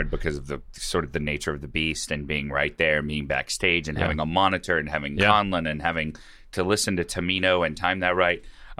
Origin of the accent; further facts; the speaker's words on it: Mobile, Alabama, United States; Mobile, Alabama.